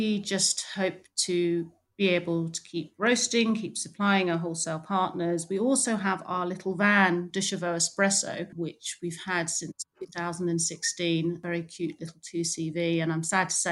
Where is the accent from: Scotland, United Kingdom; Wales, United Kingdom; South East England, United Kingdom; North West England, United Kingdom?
South East England, United Kingdom; Wallingford; also born or lived in London; I grew up just outside Oxford in a town called Wallingford